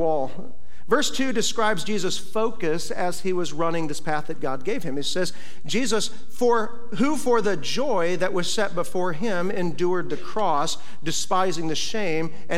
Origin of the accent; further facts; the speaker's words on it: Iowa, United States; moved away; when I was a little kid growing up in Iowa, we get big old snow drifts there